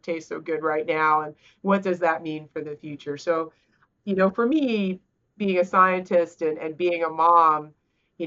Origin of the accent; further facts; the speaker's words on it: South Carolina, United States; I'm from South Carolina, right? I live in the heart of what you consider red states